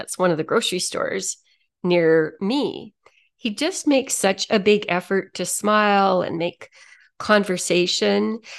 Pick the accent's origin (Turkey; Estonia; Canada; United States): Canada; Toronto, Ontario; moved away as an adult; I came from Toronto a few years ago, I still have a lot of friends back there.